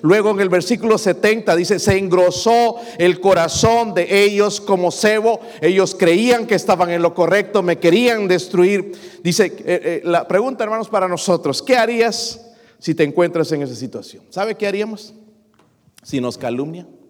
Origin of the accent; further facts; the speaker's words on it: Mexico; now in United States; como mexicano